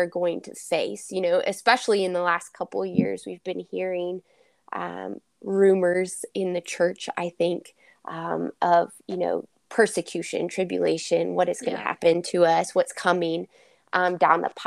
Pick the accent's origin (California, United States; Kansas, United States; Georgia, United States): Kansas, United States; I am from Kansas